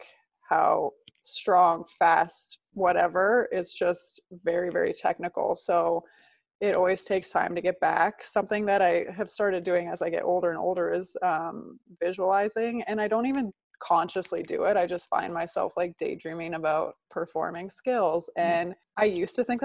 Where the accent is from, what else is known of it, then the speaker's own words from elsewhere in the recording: outside of Toronto, Ontario, Canada; moved away as an adult; also born or lived in Italy; So I grew up in Canada. I was living outside of Toronto